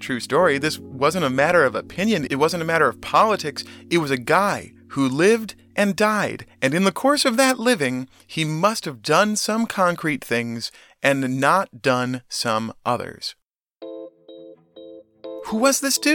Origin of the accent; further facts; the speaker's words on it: United States; for most Americans growing up in the … years